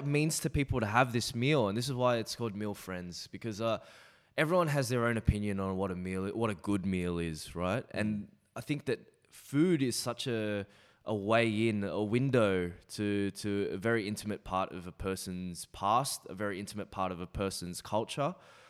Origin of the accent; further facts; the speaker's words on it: Australia; I'm Australian.